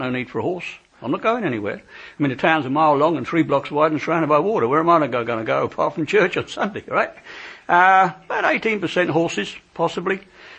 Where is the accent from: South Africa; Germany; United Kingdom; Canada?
United Kingdom; England; Because you know us, we're English, we don't eat horses, but we'll eat an oxen when it's dead.